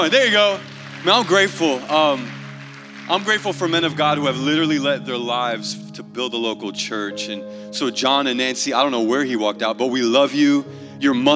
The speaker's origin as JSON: {"language": "English", "country": "Portugal", "said": "I'm from Portugal."}